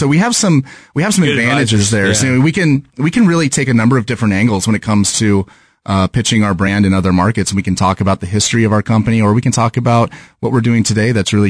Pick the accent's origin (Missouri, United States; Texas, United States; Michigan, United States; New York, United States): Missouri, United States; Kansas City; I haven't really experienced any pushback because of the fact that we're from Kansas City.